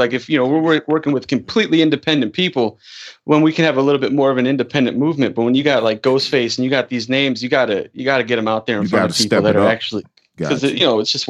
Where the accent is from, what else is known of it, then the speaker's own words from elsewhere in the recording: Chicago, Illinois, United States; I'm from Chicago